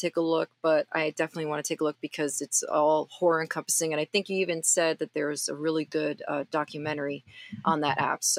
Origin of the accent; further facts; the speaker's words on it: Miami, Florida, United States; fellow Miamian.